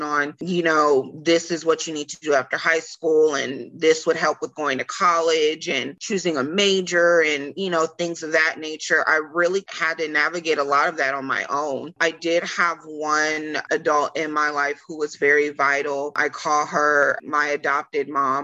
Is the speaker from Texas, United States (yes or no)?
yes; Killeen, Texas, United States; I'm from Killeen, Fort Hood, Central Texas area